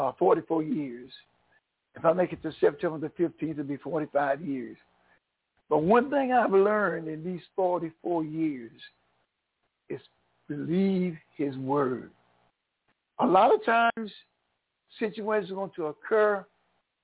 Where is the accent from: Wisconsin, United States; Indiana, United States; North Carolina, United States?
North Carolina, United States; Craven County; moved away as an adult; also born or lived in New York; now in North Carolina, United States; I was born in North Carolina. I'm a Tar Heel. I was born in 1944 in Craven County. I went to New York in 1974